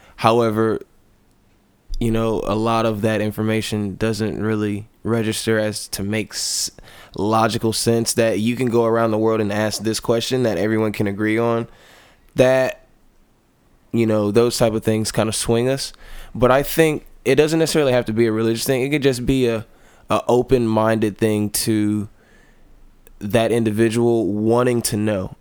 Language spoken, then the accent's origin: English; the South, United States; I come from the South, which is of generally a Baptist uh, grown